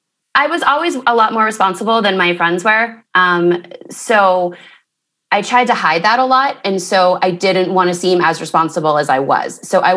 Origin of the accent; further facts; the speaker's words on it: Mount Pleasant, Pennsylvania, United States; Yes, I was born in Mount Pleasant. I thought I would be living in Miami by now, but I'm still in Mount Pleasant.